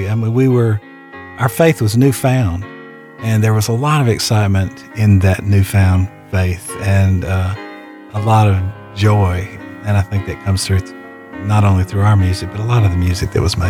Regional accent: Georgia, United States; we were very aware of our Southern heritage. I mean, we were all born and raised in Georgia and grew up here

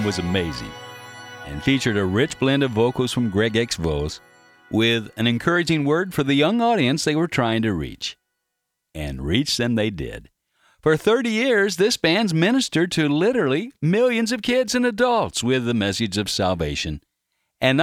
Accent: Carbondale, Illinois, United States; I was raised in Carbondale, Illinois

